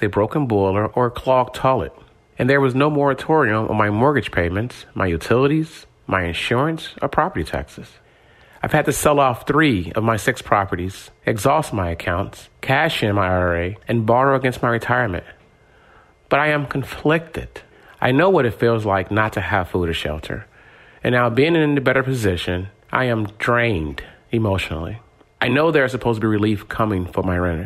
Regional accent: Chicago, Illinois, United States; I grew up in Chicago public housing

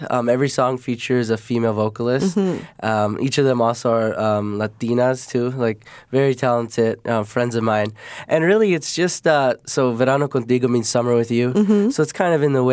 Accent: Chicago, Illinois, United States; I'm from the Southwest Side, so that's more like around Midway Airport area-ish. And so I've been there my whole life

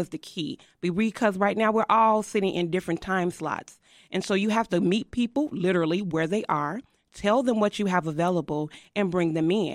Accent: Chicago, Illinois, United States; I'm an Austin baby. I tell people I'm of that dirt. I was born and raised in Austin

